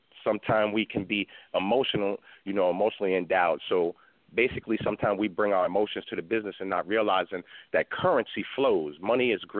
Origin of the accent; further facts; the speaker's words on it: New York, United States; moved away as an adult; now in Houston, United States; I live in Houston now. I'm originally from New York, but over the last 2 years I've been living here